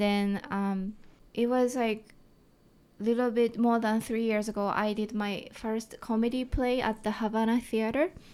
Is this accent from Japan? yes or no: yes; Japan; accent: thick Japanese; English is a second language; now in Vancouver, Canada; I have thick Japanese accent